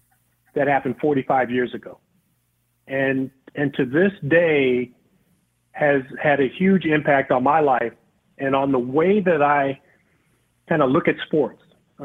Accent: Los Angeles, California, United States; Even growing up in Los Angeles, you might just see the Rams, or you might see somebody from out of town.

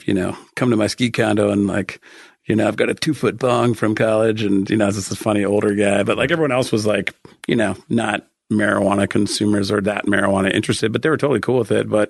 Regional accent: Denver, Colorado, United States; also born or lived in San Diego / Boulder; I'm actually from Denver, grew up in Denver, lived here my entire life with the exception of a short stint in Southern California, San Diego, where I went to college. I lived in Boulder for 3.5 years, but I consider that pretty much living in Denver

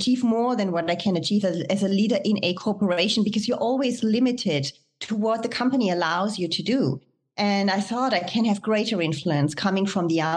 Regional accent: Germany; moved away as an adult; also born or lived in France; I was born and raised in Germany

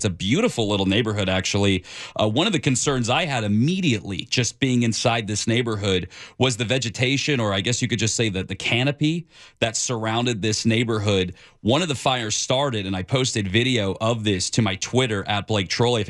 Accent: California, United States; You know, Ken, I grew up in Southern California, but I've only been doing news here the last couple of years.

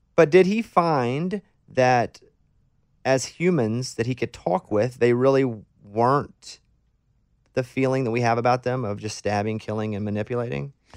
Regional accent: Mountain Pine, Arkansas, United States; We were a sawmill town where I grew up in Mountain Pine, Arkansas

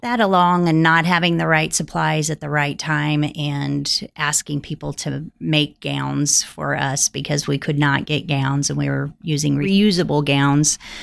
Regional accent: Holton, Kansas, United States; I had the opportunity in two thousand eight to come back and help manage my hometown hospital

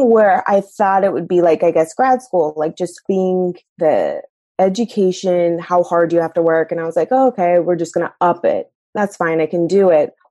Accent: North Carolina, United States; moved away; also born or lived in Iowa / California / St. Louis / Kansas City; I went to law school in Iowa. And while I was there, I had to figure out what bar I was going to take. And I didn't want to stay in Iowa. I'm actually originally from North Carolina

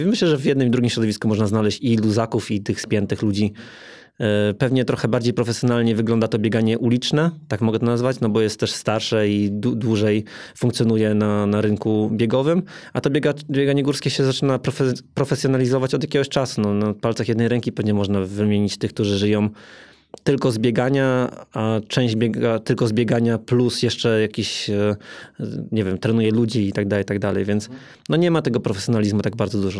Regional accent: Toruń, Kuyavian-Pomeranian Voivodeship, Poland; now in Warsaw, Poland; ja pochodzę z Torunia

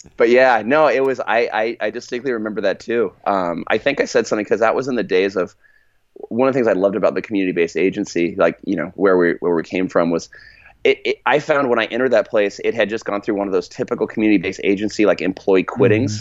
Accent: California, United States; I'm from California, but, like, we're, my, my family's actually from Arkansas

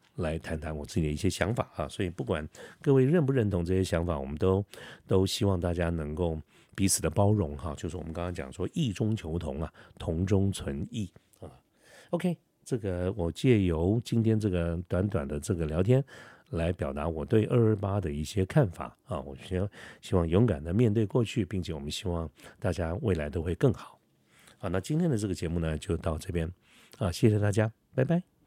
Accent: Taiwan; 我觉得我就是台湾人

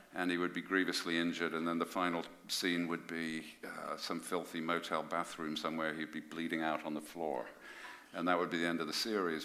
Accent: Birmingham, West Midlands, United Kingdom; I come from Birmingham

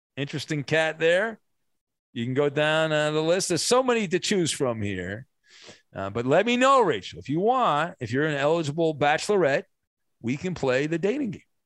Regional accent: Orange County, California, United States; I grew up in Orange County

